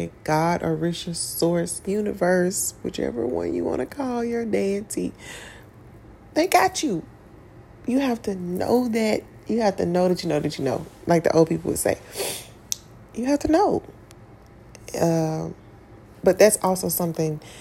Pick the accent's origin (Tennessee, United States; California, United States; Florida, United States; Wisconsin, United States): Tennessee, United States; I grew up in Tennessee